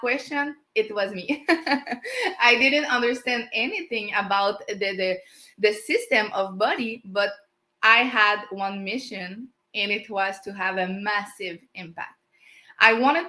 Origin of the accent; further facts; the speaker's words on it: Canada; English is a second language; as a French Canadian